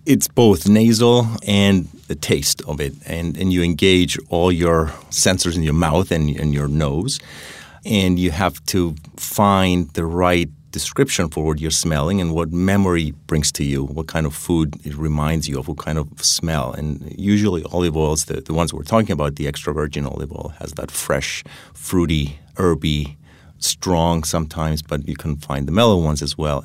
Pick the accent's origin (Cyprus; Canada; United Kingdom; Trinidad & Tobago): Cyprus; now in New Haven, United States; I grew up in Cyprus